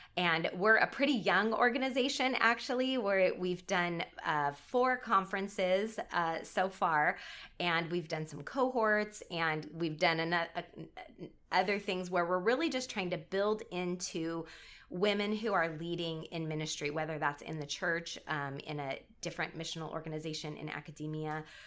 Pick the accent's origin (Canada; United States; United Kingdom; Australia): United States; Southern California; I'm from Southern California